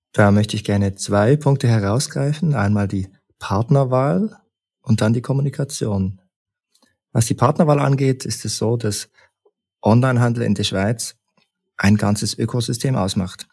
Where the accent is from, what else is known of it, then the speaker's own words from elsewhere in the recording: Leipzig, Saxony, Germany; also born or lived in Berlin / St. Gallen; now in Bern, Switzerland; Ich bin ursprünglich aus Leipzig und bin über einen Umweg in Berlin nach St. Gallen gekommen